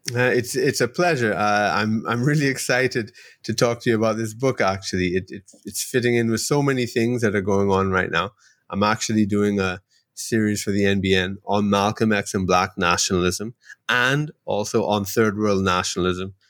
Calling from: Trinidad & Tobago; I'm calling you from Trinidad and Tobago in the Caribbean

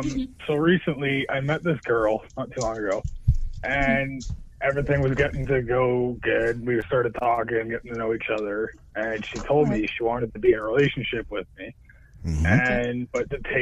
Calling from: Toronto, Ontario, Canada

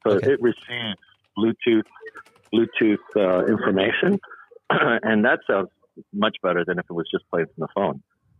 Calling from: Toronto, Ontario, Canada; I'm calling from Z-Tasca. Toronto, Canada.

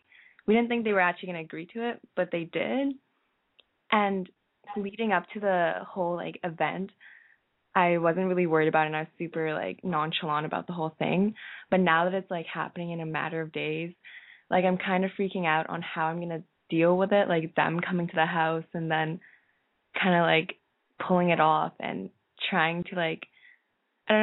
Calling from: Toronto, Ontario, Canada; I'm 17, and I'm calling from Toronto.

